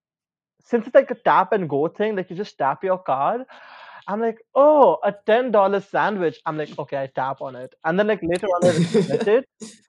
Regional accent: India; moved away as an adult; now in Brisbane, Australia; I'm Indian.

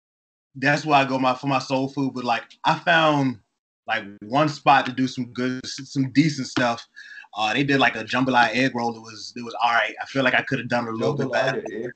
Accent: Virginia, United States; moved away as an adult; now in San Diego, United States; I'm from Virginia.

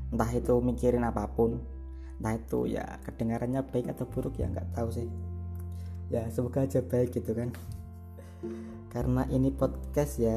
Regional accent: Semarang, Central Java, Indonesia; terus aku orang Semarang

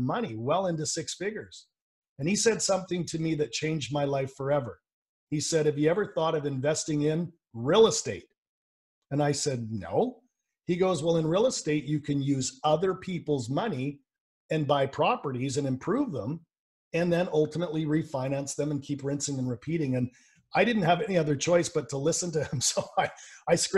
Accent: Vancouver, British Columbia, Canada; I'm from Vancouver, British Columbia, Canada, so I'm Canadian.

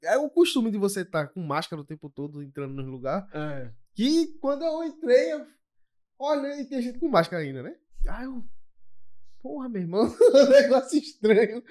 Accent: Olinda, Pernambuco, Brazil; eu sou de Olinda

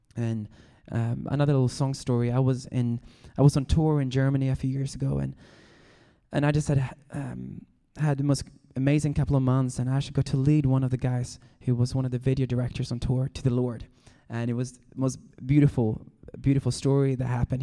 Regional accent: Sweden; now in Los Angeles, United States; I'm from Sweden, but I am now a Californian.

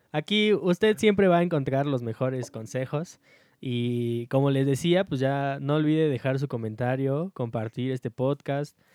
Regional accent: State of Mexico, Mexico; tristemente nosotros somos estado de mexiqueñeros y mm. somos mexiquenses.

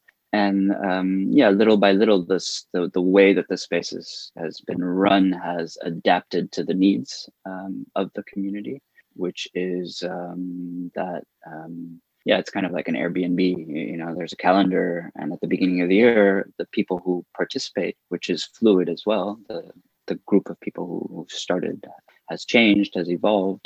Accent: California, United States; also born or lived in Paris, France; now in Berlin, Germany; I've been in Berlin for 15 years, originally from California. I moved from Paris to Berlin 15 years ago.

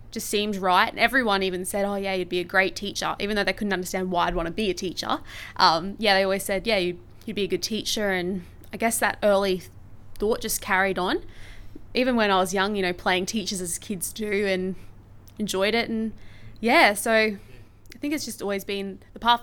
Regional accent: Brisbane, Queensland, Australia; also born or lived in Hervey Bay; I am from Brisbane, but I've taught in Brisbane and in Harvey Bay

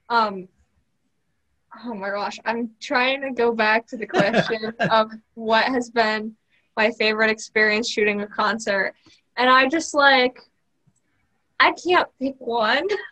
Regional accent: Connecticut, United States; I'm from Connecticut

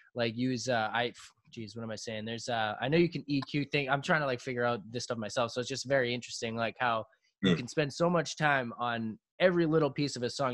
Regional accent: South Shore, south of Boston, Massachusetts, United States; we're from South Shore, south of Boston

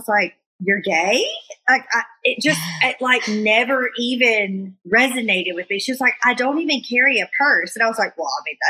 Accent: Alabama, United States; I grew up in Alabama.

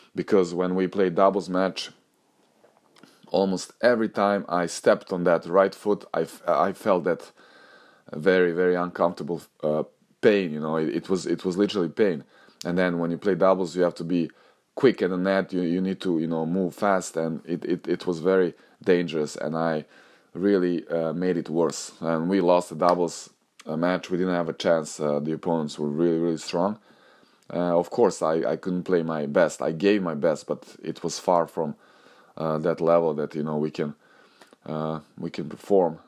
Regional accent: Novi Sad, Vojvodina, Serbia; moved away; Novi Sad, this is my hometown

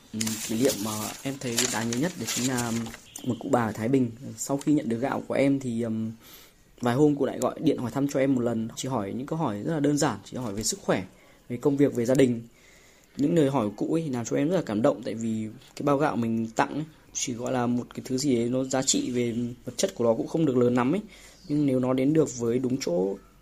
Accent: Phu Xuyen, Hanoi, Vietnam; quê em thì ở Phú Xuyên, Hà Nội.

